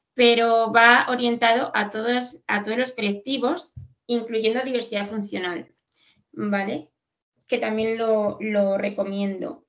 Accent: Madrid, Community of Madrid, Spain; aquí en Madrid, que somos de Madrid

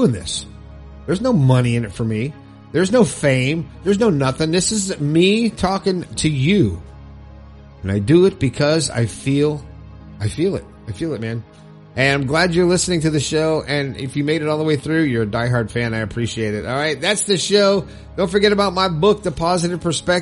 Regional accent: Fort Lauderdale, Florida, United States; from my stomping grounds in Fort Lauderdale

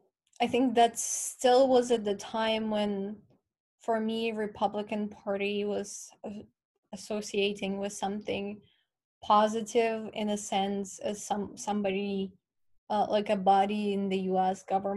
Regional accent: Ukraine; moved away; I'm from Ukraine

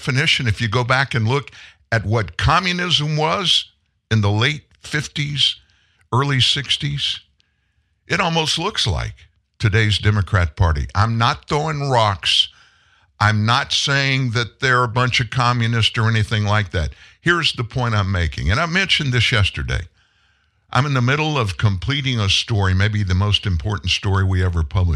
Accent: South Louisiana, United States; I grew up in South Louisiana, very Catholic part of the country

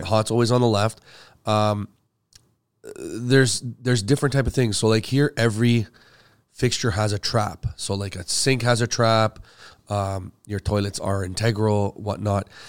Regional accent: Canada; also born or lived in Middle East; I'm from the Middle East originally. Uh, I mean, I came here when I was five, so I'm really, like, Canadian

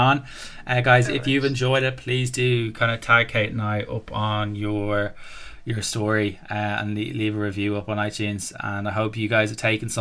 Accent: Ireland; accent: Southside; my Southside accent

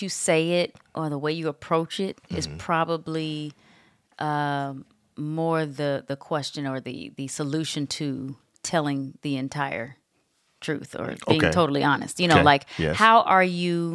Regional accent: Atlanta, Georgia, United States; moved away as an adult; We're in my hometown.

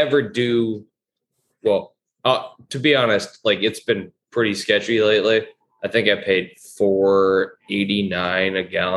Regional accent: Orange County, California, United States; I'm not from LA. All y'all always say I'm from LA. I'm from Orange County

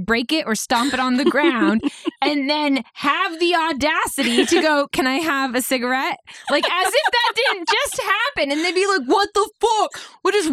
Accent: Portland, United States; I'm from Portland. So a lot of Portlanders would be out there and you'd see a lot of people from high school or from college

